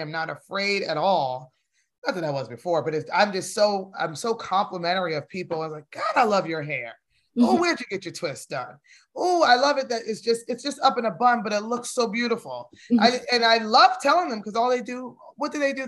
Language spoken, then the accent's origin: English; New Jersey, United States; now in Georgia, United States; I live in Georgia now. And we're from Jersey. I was born in Jersey.